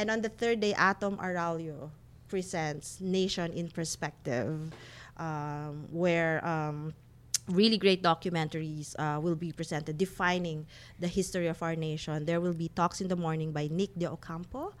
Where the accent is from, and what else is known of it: Philippines